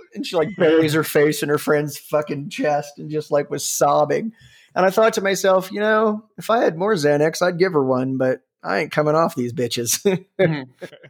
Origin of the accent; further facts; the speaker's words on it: Cincinnati, Ohio, United States; also born or lived in Columbus, Ohio; I grew up in Cincinnati